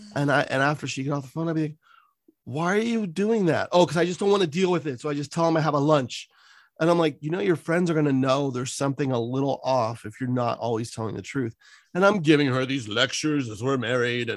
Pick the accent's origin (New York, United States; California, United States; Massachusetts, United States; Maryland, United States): California, United States; San Francisco; I just grew up on the peninsula in San Francisco. I grew up right by the airport where the dumpy old Giants stadium was